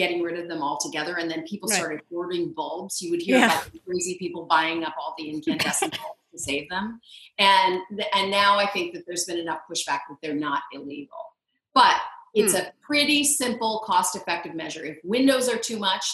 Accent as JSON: {"language": "English", "region": "New England", "country": "United States", "tie": "born or raised there", "moved": "yes", "lives_now": "Seattle, United States", "said": "I was born in New England"}